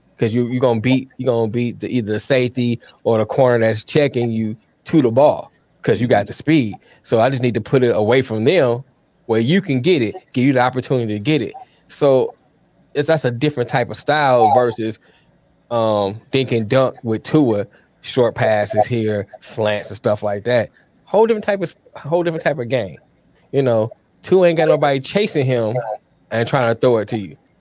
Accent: Detroit, Michigan, United States; I went to Detroit public schools.

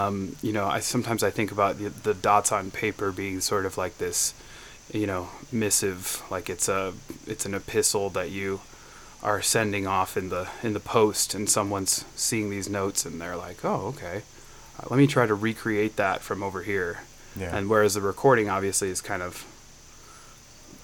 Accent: Byron, Illinois, United States; I'm from Byron, Illinois

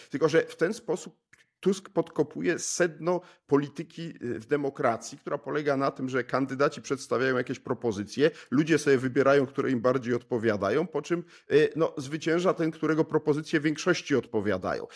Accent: Poland

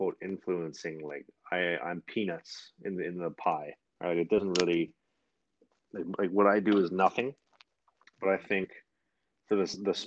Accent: Winnipeg, Manitoba, Canada; I'm from Winnipeg

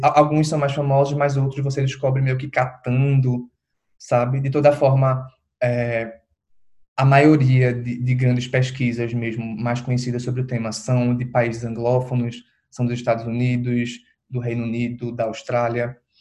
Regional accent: Recife, Pernambuco, Brazil; eu sou de Recife

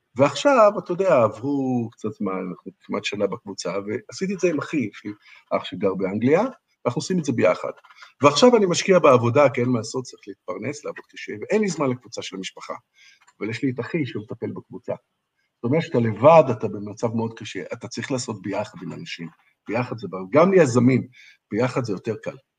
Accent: Israel; moved away as an adult; now in Wuhan, China; אני בתור איזה ישראלי

